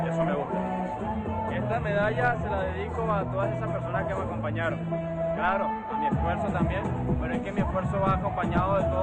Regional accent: Venezuela; moved away; Yo entreno fuera del país, pero me siento venezolano siempre.

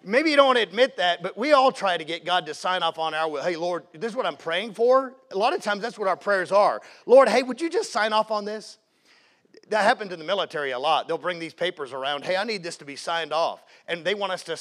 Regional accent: Jacksonville, Florida, United States; accent: Southern; moved away as an adult; also born or lived in Seattle, Washington / Great Yarmouth, Norfolk, England / Post Falls, Idaho; when I was 7 years old, we moved to Jacksonville, Florida. So if you hear any y'all or ain't and stuff like that, that's where that comes from. I grew up in Jacksonville

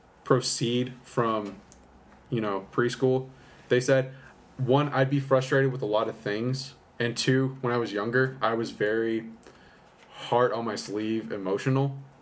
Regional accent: Amarillo, Texas, United States; From the beginnings, I was born and raised here in Amarillo, Texas. Born April 4th, 1995.

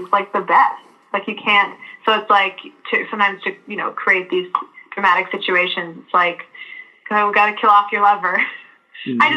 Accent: Vancouver, British Columbia, Canada; me growing up in British Columbia and Vancouver in Canada

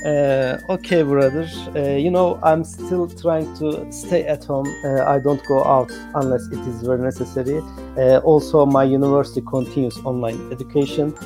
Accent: Turkey; English is a second language; Uh, I am from Turkey uh, and my major is electrical and electronics engineering.

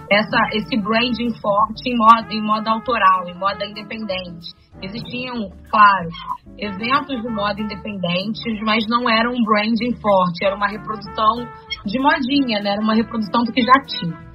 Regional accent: Rio de Janeiro, Brazil; E eu sou do Meire, eu sou nascido no Engenho Novo e moro no Meire desde, desde a minha adolescência, né? Que são bairros vizinhos, né?

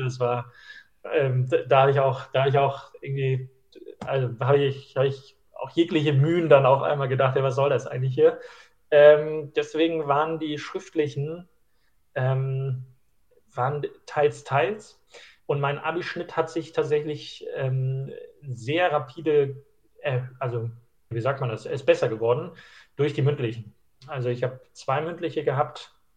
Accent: Schleswig-Holstein, Germany; moved away; Ich komme ursprünglich aus Schleswig-Holstein

